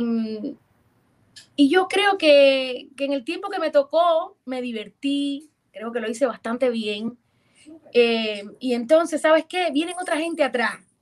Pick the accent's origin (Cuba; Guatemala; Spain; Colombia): Cuba; Ciego de Ávila; moved away as an adult; also born or lived in Mexico City, Mexico; now in United States; mi pueblo Ciego de Ávila